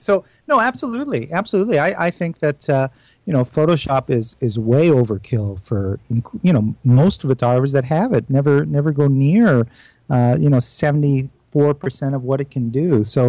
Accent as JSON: {"language": "English", "country": "Canada", "said": "I'm a Canadian, though."}